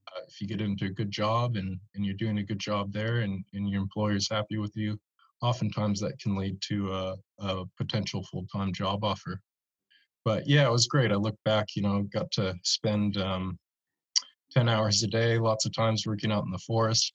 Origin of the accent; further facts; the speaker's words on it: Monterey, California, United States; also born or lived in New Zealand; now in Arcata, United States; growing up in Monterey as a kid